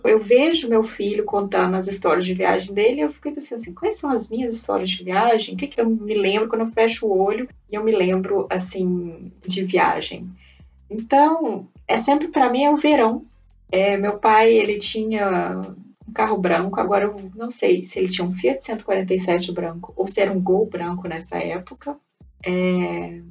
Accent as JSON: {"language": "Portuguese", "country": "Brazil", "moved": "as an adult", "lives_now": "Provence, France", "said": "Eu só fui sair do Brasil com 22 anos"}